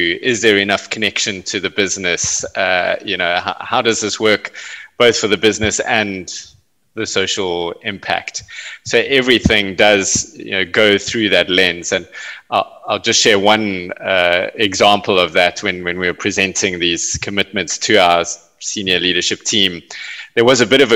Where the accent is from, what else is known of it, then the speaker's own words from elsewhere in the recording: South Africa; South Africa was in the throes of apartheid when I was growing up